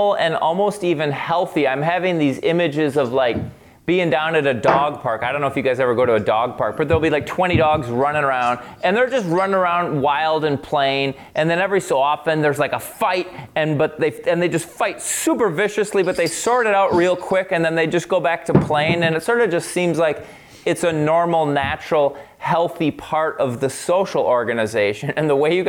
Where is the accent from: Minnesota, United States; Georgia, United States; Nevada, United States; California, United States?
Minnesota, United States; Minneapolis; I grew up in Minneapolis. I went to your average school in Minneapolis